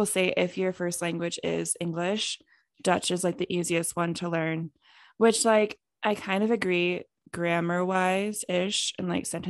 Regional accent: Canada; growing up in Canada, we had to learn French from year one of school

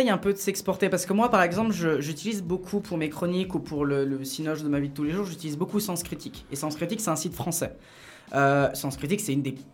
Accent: Geneva, Switzerland; moi je suis de Genève

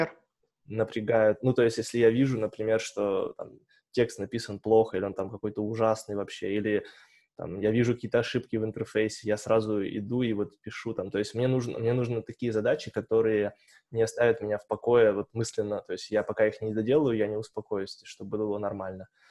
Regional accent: Tobolsk, Tyumen Oblast, Russia; now in Tyumen, Russia; я из Тобольска

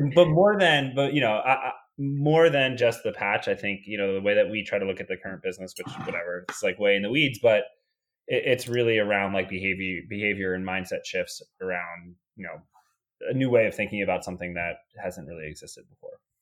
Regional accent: New York, United States; moved away as an adult; also born or lived in Georgia; born and raised in New York, right outside New York City

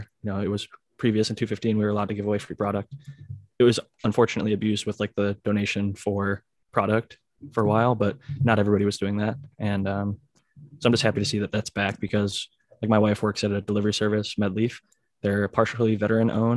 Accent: Ohio, United States; I'm from Ohio, and all my buddies in college just called me …

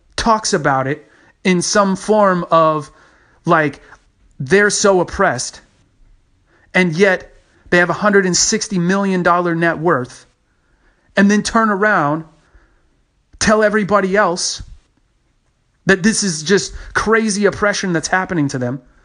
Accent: Texas, United States; my home state, Texas

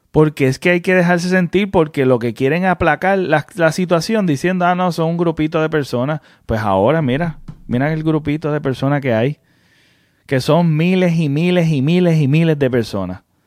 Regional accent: Puerto Rico; como todo puertorriqueño

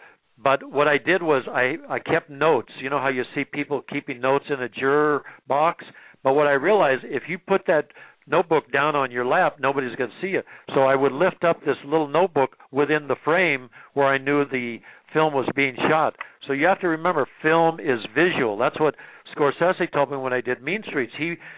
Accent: Nebraska, United States; love and loss and growing up in Nebraska and place.

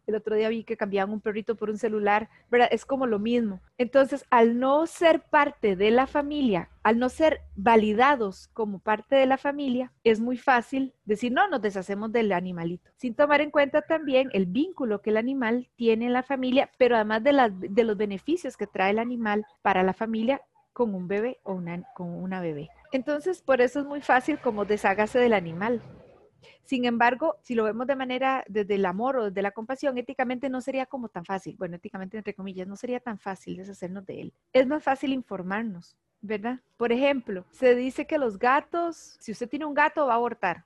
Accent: San Joaquín de Flores, Heredia, Costa Rica; yo nací en Heredia, yo soy de San Joaquín de Flores y desde pequeñita siempre he estado en contacto con muchos animales

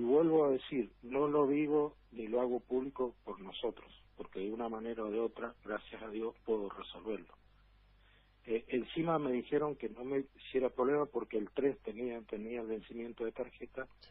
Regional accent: Argentina; soy argentino

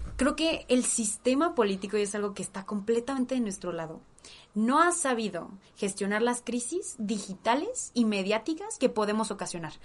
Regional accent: Mexico; somos todos nosotros mexicanos y mexicanas de a pie

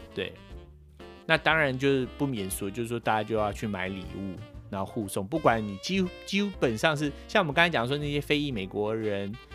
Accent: Taipei, Taiwan; now in United States; 我是在台北长大，出生跟长大，但是我的爸爸是从嘉义来的

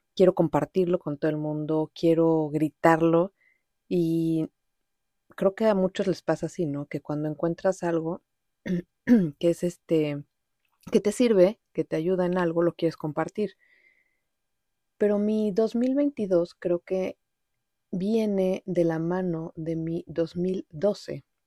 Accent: Mexico City, Mexico; first language Spanish; moved away as an adult; also born or lived in Montreal; pues soy mexicana, nací en México, en la Ciudad de México, y ahí viví pues casi toda mi vida

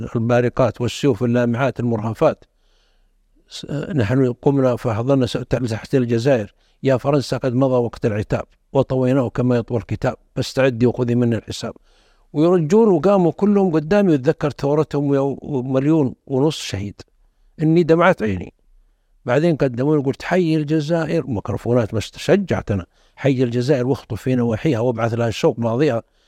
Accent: the South, southern Saudi Arabia, Saudi Arabia; انا اشوف من الجنوب

